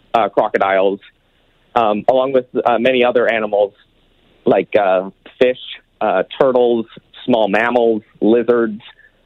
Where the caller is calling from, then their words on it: East End, Saskatchewan, Canada; So I'm from East End, Saskatchewan here. I'm calling from East End.